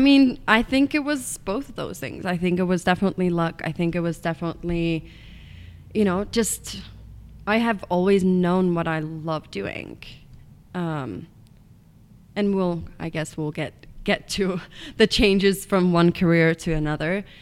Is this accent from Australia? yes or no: no; Estonia; English is a second language; moved away as an adult; now in United States; I'm from Estonia, which is a small country in East Europe. Um, I grew up in a tiny little town